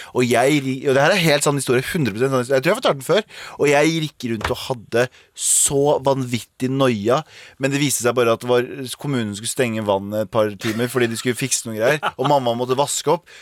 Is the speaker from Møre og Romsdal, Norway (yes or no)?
no; Mysen, Østfold, Norway; now in Oslo, Norway; jeg har foreldrene mine bor i Mysen, der jeg vokste opp